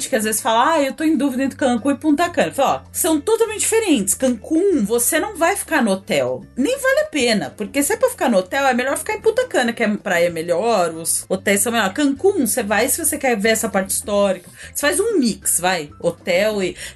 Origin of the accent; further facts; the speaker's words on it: São Paulo, Brazil; tenho o meu limite de praia, né? Como uma boa paulistana, é, meu limite de praia é baixo.